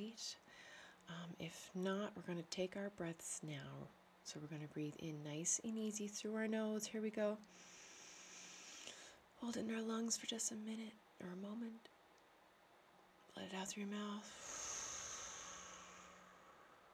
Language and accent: English; Newfoundland and Labrador, Canada; now in Netherlands; I'm a Newfoundlander, Canadian